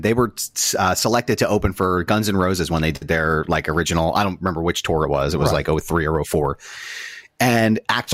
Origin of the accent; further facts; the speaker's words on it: Philadelphia, Pennsylvania, United States; I'm from Philadelphia